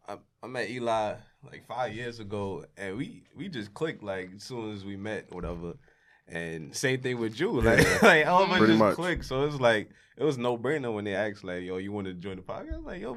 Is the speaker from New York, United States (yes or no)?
yes; New York City, New York, United States; born or raised there